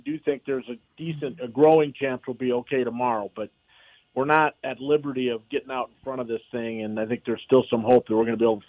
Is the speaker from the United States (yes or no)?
yes; Bismarck, North Dakota, United States; now in Minnesota, United States; my hometown of Bismarck, North Dakota